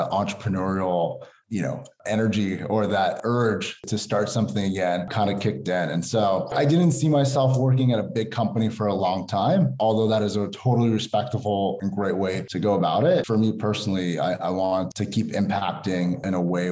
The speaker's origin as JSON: {"language": "English", "country": "United States", "tie": "born or raised there", "said": "I'm Persian American. I've lived here my whole life"}